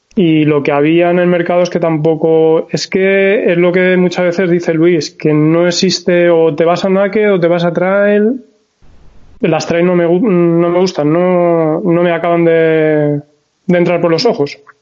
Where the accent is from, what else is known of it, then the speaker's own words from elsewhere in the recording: Valencian Community, Spain; soy de Valencia, bueno, un pueblecito de Valencia